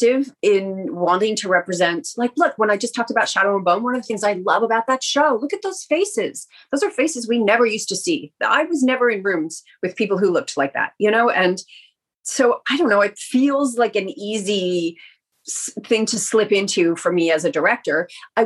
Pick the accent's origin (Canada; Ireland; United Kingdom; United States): Canada; made a conscious choice to stay in Canada